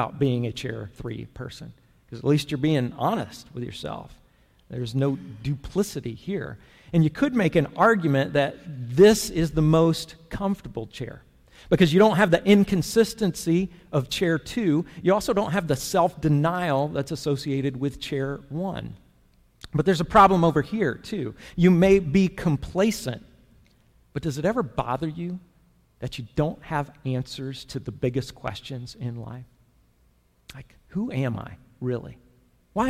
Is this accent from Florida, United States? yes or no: yes; Florida, United States; Growing up in Florida